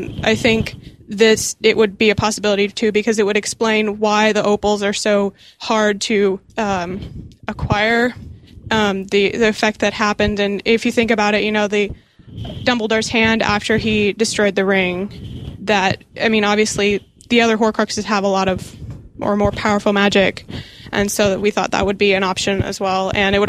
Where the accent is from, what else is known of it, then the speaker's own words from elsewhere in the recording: Kansas City, Missouri, United States; from Kansas City